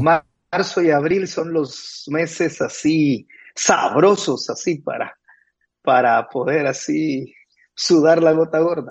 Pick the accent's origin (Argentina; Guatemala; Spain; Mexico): Guatemala; now in Nicaragua; En Guatemala decimos